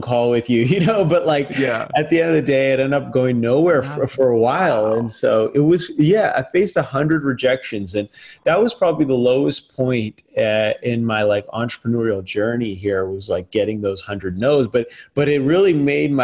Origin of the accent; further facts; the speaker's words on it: Las Vegas, Nevada, United States; I was going to urban public schools in my hometown of Vegas.